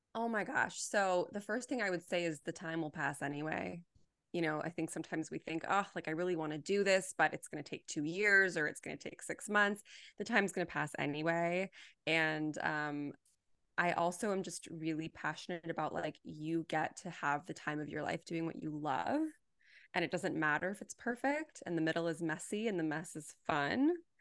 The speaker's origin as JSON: {"language": "English", "town": "Los Angeles", "region": "California", "country": "United States", "tie": "born or raised there", "said": "I was born and raised here, and I will probably always be here"}